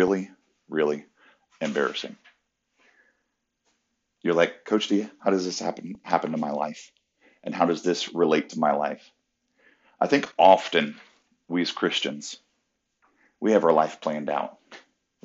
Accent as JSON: {"language": "English", "town": "Orlando", "region": "Florida", "country": "United States", "tie": "born or raised there", "said": "It's kind of right outside of Orlando, right outside of my hometown"}